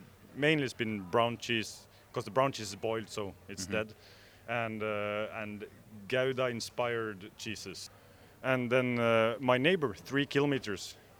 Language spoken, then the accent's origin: English; Norway; born or raised there; English is a second language